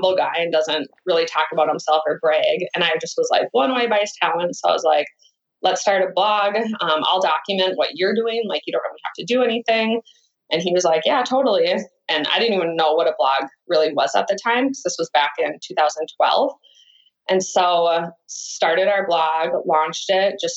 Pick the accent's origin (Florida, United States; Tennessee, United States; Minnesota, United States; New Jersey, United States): Minnesota, United States; moved away as an adult; also born or lived in Los Angeles; now in Minneapolis, United States; moved back to Minnesota, to the biggest city I could that was closest to my hometown.